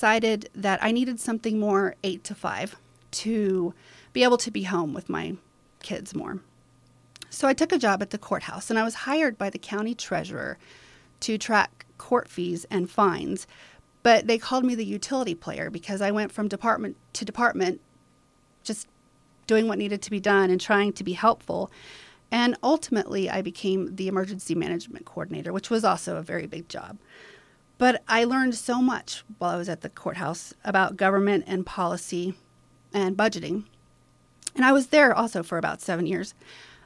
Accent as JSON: {"language": "English", "town": "Alpine", "region": "Texas", "country": "United States", "tie": "born or raised there", "also_born_or_lived": "San Angelo, Texas / Austin, Texas / Fredericksburg, Texas", "said": "I'm an Alpine kid. I went to kindergarten at Alpine Elementary School, and I graduated from Alpine High School."}